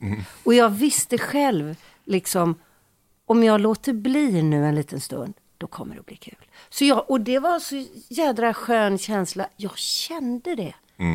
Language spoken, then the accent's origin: Swedish; Gothenburg, Västra Götaland, Sweden; vi är från Göteborg